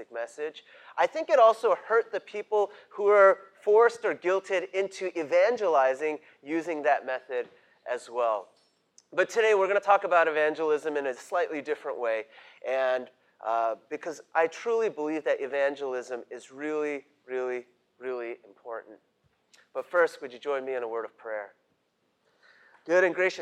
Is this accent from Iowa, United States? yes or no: no; New York City, New York, United States; also born or lived in Great Neck, Long Island, New York; I grew up in Queens